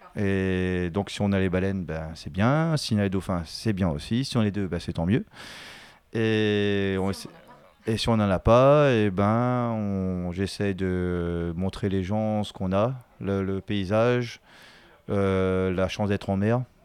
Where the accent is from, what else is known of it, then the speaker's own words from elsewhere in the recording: Vincendo, Réunion; Je suis de Vincent et tout le temps, on avait des dauphins qui passaient devant, devant chez nous